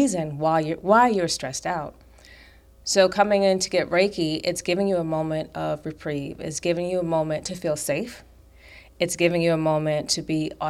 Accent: New York, United States; I was taught that stress is just a way of life growing up in New York

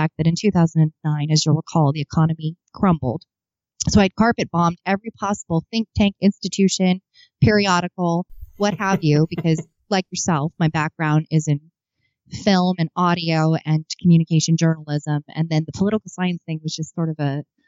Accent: Arizona, United States; also born or lived in Lockport, New York; I am from Arizona

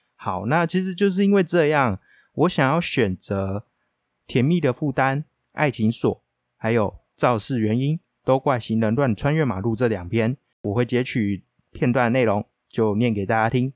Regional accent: northern Taiwan, Taiwan; 纵使我是北部人，但我还是不喜欢吃油饭

